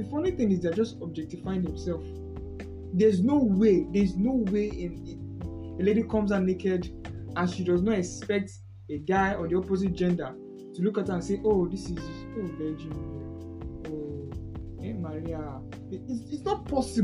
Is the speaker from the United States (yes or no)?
no; Nigeria; We as in Nigeria, we as a country, Nigeria